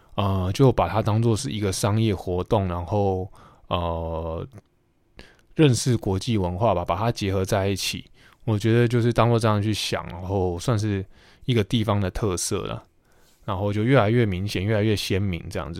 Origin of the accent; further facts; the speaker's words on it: Taiwan; also born or lived in United States; 美国念完书回到台湾研究所念完之后